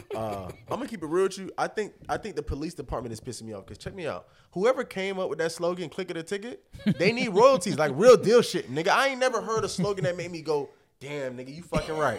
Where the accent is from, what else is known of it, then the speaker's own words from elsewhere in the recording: Hollywood, Florida, United States; I'm born and bred out here in Florida. I'm from Hollywood.